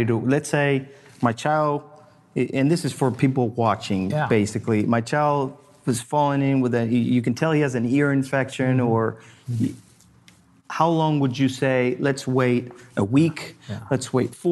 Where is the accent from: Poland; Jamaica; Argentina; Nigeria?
Argentina; now in United States; I grew up in Argentina